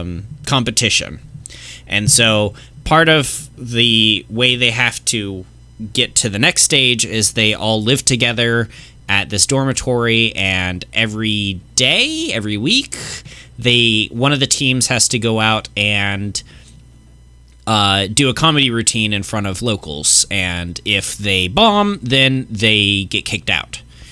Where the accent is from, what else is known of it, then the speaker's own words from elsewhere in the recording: Killeen, Texas, United States; just say Texas. No, because fuck Austin. We're from Killeen.